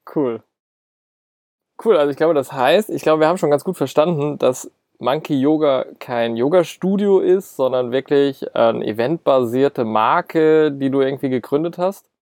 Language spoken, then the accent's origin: German; Mainz, Rhineland-Palatinate, Germany; Wir sind ja beide aus Mainz